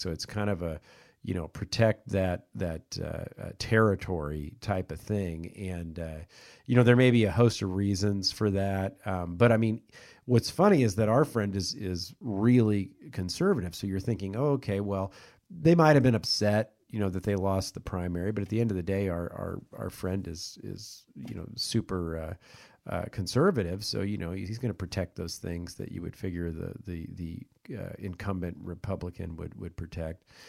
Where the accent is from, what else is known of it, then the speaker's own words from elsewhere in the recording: Kansas City, United States; moved away; I'm from Kansas City